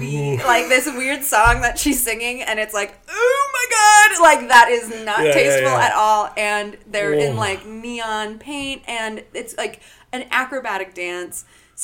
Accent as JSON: {"language": "English", "region": "Colorado", "country": "United States", "said": "But I'm from Colorado."}